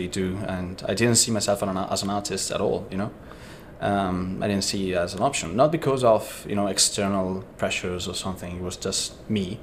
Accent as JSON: {"language": "English", "country": "Italy", "moved": "yes", "said": "I'm from Italy, and my background is very different from the artistic, kind of setting"}